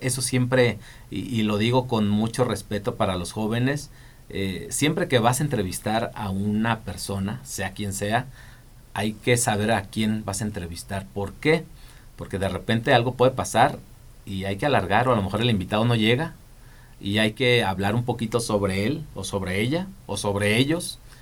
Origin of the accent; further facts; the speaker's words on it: Zacapu, Michoacán, Mexico; moved away as an adult; also born or lived in Guadalajara; now in Morelia, Mexico; yo crecí en Zacapu, allá soy origin yo soy originario de allá